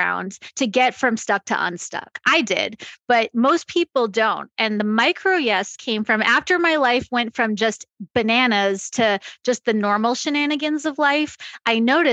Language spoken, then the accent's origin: English; Long Island, New York, United States; I grew up on Long Island